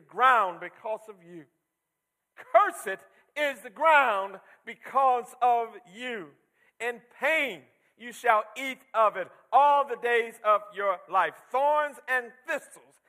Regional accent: Michigan, United States; when I was a young boy growing up in Michigan, we, out in the countryside

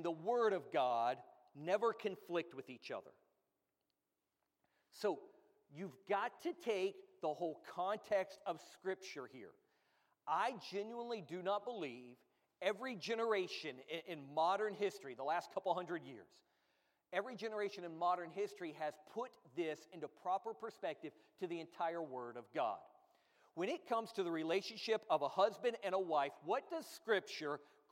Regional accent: United States; being American

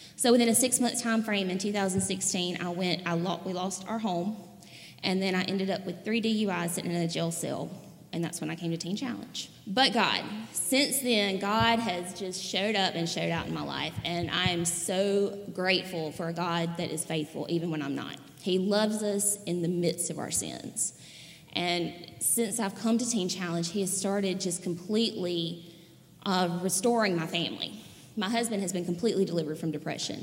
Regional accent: Raleigh, Mississippi, United States; I'm from Raleigh, Mississippi

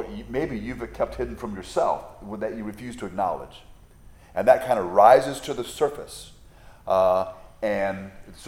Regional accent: United States; as an American

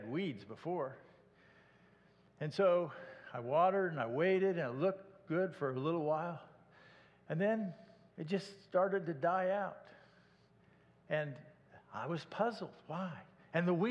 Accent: Iowa, United States; moved away as an adult; also born or lived in Garland, Texas; I was raised in Iowa

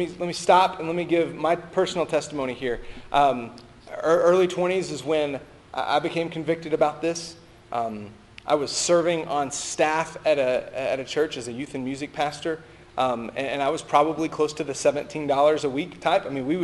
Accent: United States; As American Christians

